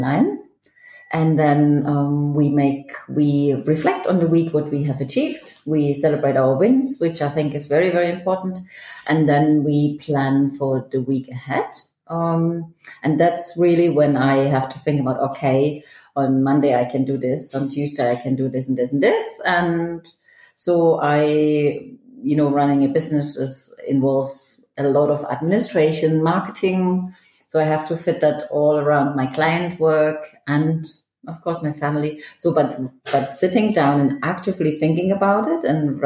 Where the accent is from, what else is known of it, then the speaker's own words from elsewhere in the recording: East Germany, Germany; also born or lived in Manchester, United Kingdom / Toronto, Canada; now in Zurich, Switzerland; Originally I was born in Germany, in East Germany, and then I lived in the UK, in Manchester, for 15 years